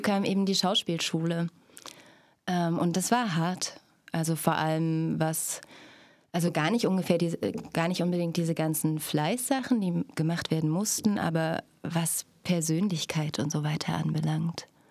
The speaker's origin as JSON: {"language": "German", "town": "Stadtroda", "region": "Thuringia", "country": "Germany", "tie": "born or raised there", "also_born_or_lived": "Berlin", "moved": "as an adult", "lives_now": "Cottbus, Germany", "said": "ich lebte in Stadtroda, bin dort zur Schule gegangen"}